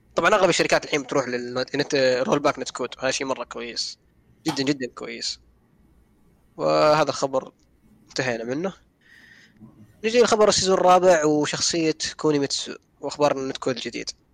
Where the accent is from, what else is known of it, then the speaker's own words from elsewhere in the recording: Saudi Arabia; احنا الحين عندنا في السعوديه